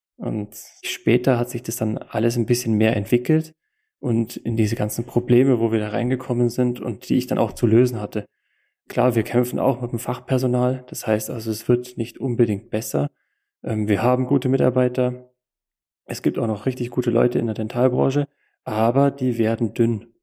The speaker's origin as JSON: {"language": "German", "area": "Allgäu, Kempten", "region": "Bavaria", "country": "Germany", "said": "komme aus dem Allgäu in Kempten"}